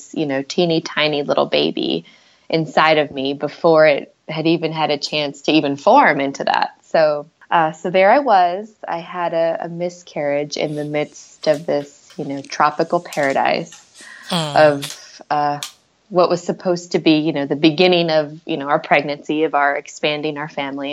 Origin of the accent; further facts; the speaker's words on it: Houston, Texas, United States; moved away as an adult; moved back to Houston, which was my hometown